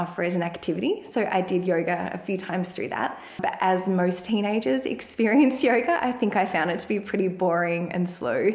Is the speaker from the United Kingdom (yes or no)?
no; Langwarrin, Victoria, Australia; I grew up in Langwarrin, which is in the outer suburbs of Frankston.